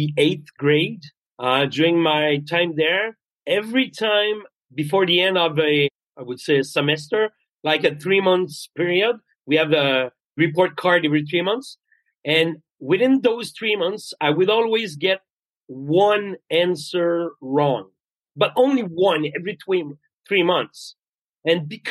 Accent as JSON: {"language": "English", "town": "Quebec City", "region": "Quebec", "country": "Canada", "second_language": "English", "said": "I come from Quebec City in Quebec. So English is not my first language."}